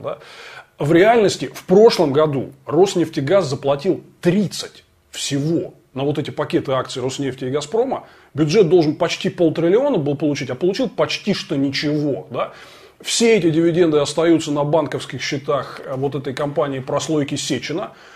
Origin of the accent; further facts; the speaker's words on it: Moscow, Russia; мы, москвичи